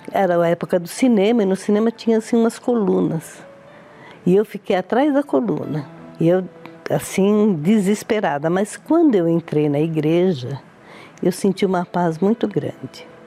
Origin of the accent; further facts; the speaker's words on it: Brazil; also born or lived in Italy; todos me conhecem por Dona …. Eu tenho 72 anos. Eu sou italiana, mas eu vim da Itália com seis meses